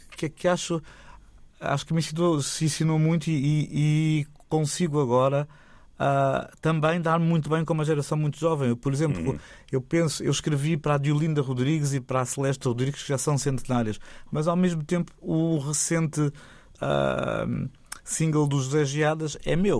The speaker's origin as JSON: {"language": "Portuguese", "region": "Lisbon", "country": "Portugal", "tie": "born or raised there", "said": "eu nasci em Lisboa, os meus pais nasceram em Lisboa"}